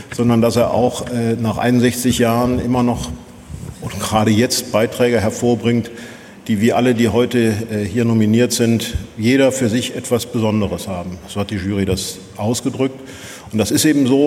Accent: Rhineland, Germany; Ich sage das als Rheinländer.

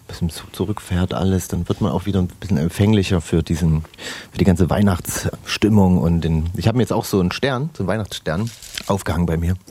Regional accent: Saxony, Germany; die wir in Sachsen haben

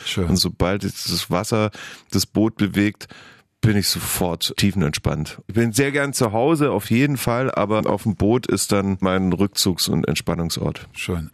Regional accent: Heidenheim, Baden-Württemberg, Germany; moved away; ich habe nur gute Erinnerungen an meine Kindheit in Heidenheim

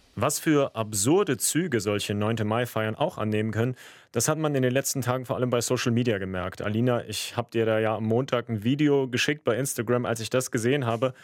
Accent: Germany; Ich bin ja in Deutschland geboren, aber in einer großen russischsprachigen Community mit Russen, Ukrainern, Kasachen aufgewachsen.

